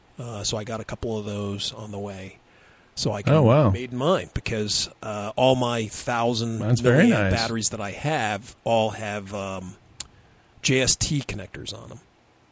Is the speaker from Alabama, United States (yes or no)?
no; Texas, United States; from the hills of Texas.